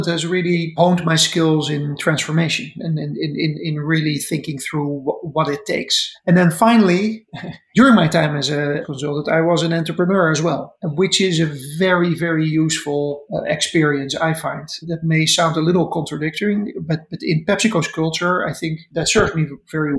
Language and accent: English; Netherlands; moved away as an adult; now in United States; I'm a Dutchman. I grew up in the Netherlands and went to university in Amsterdam.